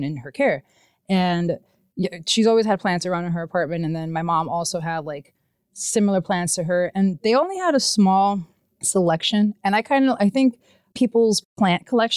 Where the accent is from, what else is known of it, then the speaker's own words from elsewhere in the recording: New York City, New York, United States; moved away as an adult; now in Maine, United States; I'm from New York, I'm from Brooklyn. It's a really chaotic city to live